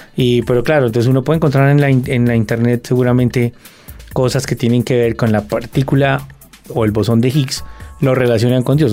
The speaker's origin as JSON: {"language": "Spanish", "country": "Colombia", "said": "en el contexto nuestro, en el contexto colombiano, pues yo creo que nosotros tenemos unas realidades en Colombia"}